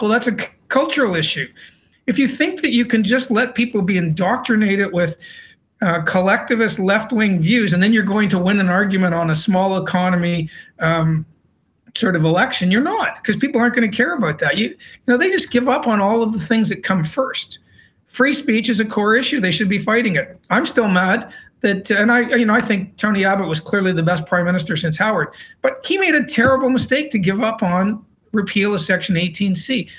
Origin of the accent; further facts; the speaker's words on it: Canada; also born or lived in Britain; now in Australia; my home country of canada